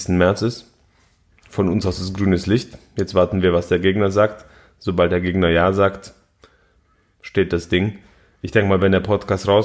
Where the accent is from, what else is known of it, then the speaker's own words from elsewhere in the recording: Poland; Zu denen gehöre ich nicht, ich bin Pole.